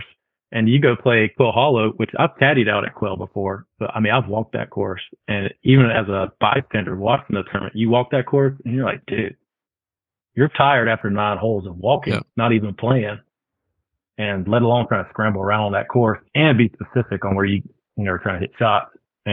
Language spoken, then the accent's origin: English; Eastern North Carolina, United States; also born or lived in Charlotte, North Carolina / Raleigh, North Carolina; Growing up in East North Carolina